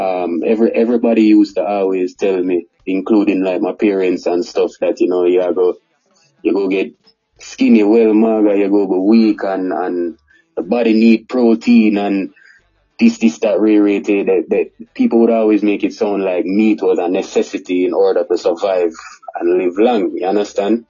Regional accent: Kingston, Jamaica; born or raised there; also born or lived in Montego Bay, Jamaica

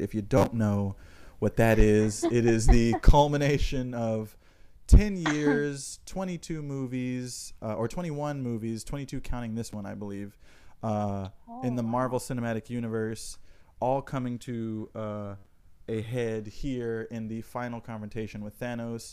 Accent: New York, United States; me being a New Yorker

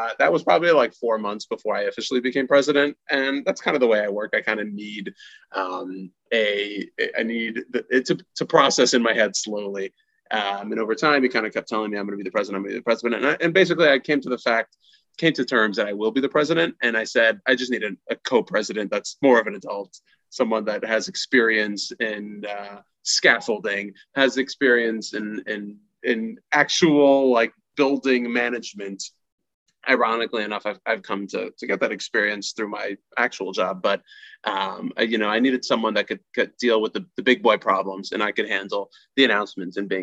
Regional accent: Houston, Texas, United States; also born or lived in Washington Heights, New York; now in New York, United States; I'm just a small town boy from Houston, Texas

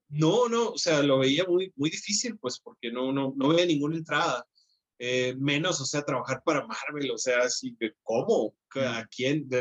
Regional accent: Hermosillo, Sonora, Mexico; viviendo en Hermosillo, entonces, soy de Hermosillo, Sonora

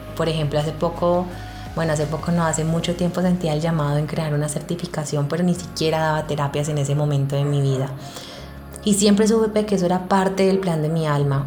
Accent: Cali, Valle del Cauca, Colombia; moved away as an adult; now in Medellín, Colombia; yo no soy de Medellín, soy de Cali

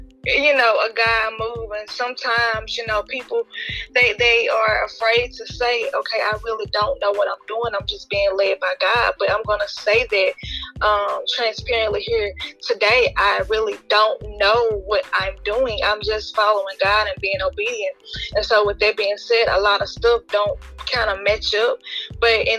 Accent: Shreveport, Louisiana, United States; now in Gibson, United States; I am from Shreveport, Louisiana. I currently live in Gibson, Louisiana

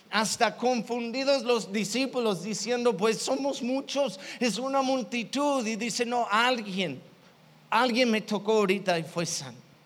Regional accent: Chicago, Illinois, United States; Yo, yo soy de Chicago

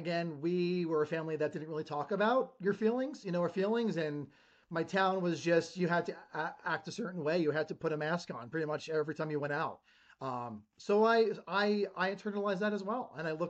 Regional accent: Ridgewood, New Jersey, United States; moved away as an adult; So I grew up in Ridgewood, New Jersey. I lived there over 25 years. It was a bougie town.

